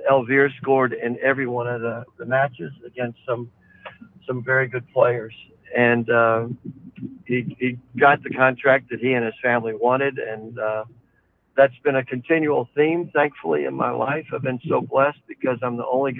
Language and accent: English; the South, United States; now in Omaha, United States; I grew up in the South.